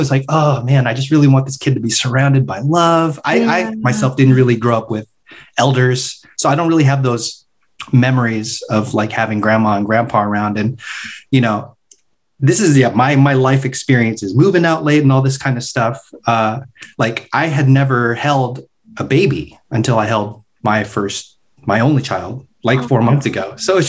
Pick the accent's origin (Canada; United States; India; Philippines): Philippines; We're both Filipino.